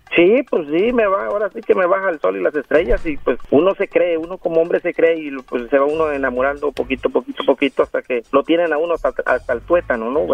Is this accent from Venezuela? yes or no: no; Mexico; moved away as an adult; now in Los Angeles, United States; Yo soy mexicano de Gusto, Colorado.